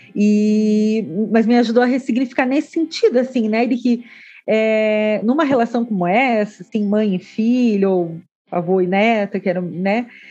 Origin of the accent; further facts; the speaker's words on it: Santa Catarina, Brazil; eu sou do estado da Chapecoense